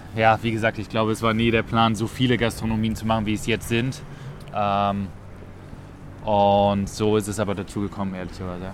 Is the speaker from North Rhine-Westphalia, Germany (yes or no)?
yes; near Cologne, North Rhine-Westphalia, Germany; moved away as an adult; now in Vienna, Austria; Ich komme ursprünglich aus der Nähe von Köln